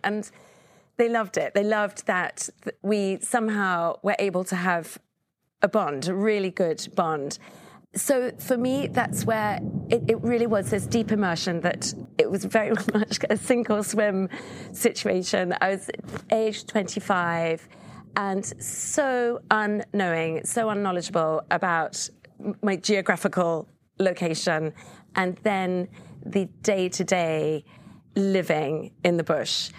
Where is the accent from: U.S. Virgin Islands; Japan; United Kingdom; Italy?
United Kingdom; England; moved away; I, being English